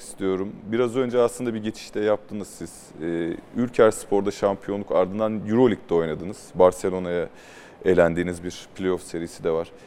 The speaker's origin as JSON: {"language": "Turkish", "region": "Mersin", "country": "Turkey", "said": "Ben Mersinli olarak"}